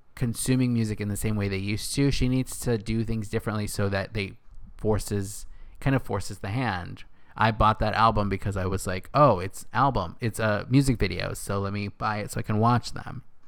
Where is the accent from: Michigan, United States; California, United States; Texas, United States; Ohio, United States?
California, United States; Northern; moved away as an adult; also born or lived in Los Angeles / New York; now in West Hollywood, United States; I'm from Northern California. Grew up there my whole life in a small little town with my family